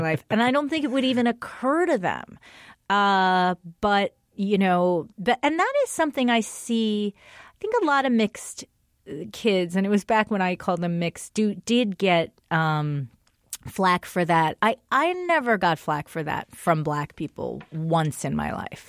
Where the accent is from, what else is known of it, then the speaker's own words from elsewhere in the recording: Englewood, New Jersey, United States; I was raised in Englewood, which is a town filled with black people and white people.